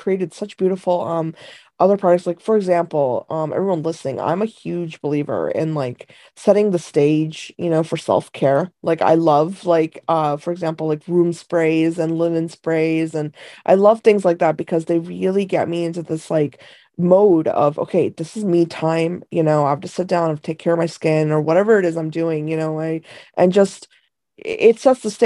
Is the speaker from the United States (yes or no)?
no; India; moved away; I was born in India, and I grew up with kind of a lot of the Eastern traditions